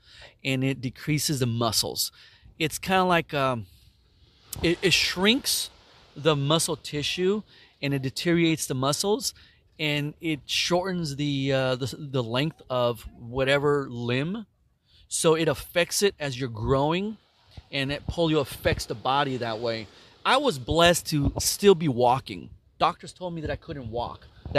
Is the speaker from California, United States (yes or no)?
yes; San Jose, California, United States; also born or lived in Mexico; I was born in Mexico, and I was raised in San Jose, California, and I was adopted at 5 years old